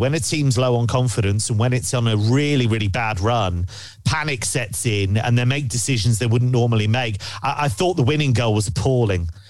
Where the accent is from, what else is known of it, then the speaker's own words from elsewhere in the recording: England, United Kingdom; I am English